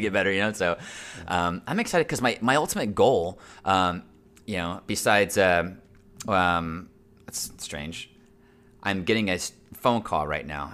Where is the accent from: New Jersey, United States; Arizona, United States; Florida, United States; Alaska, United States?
Florida, United States; Central; I was born and raised here in Central Florida. I'm a true Central Florida native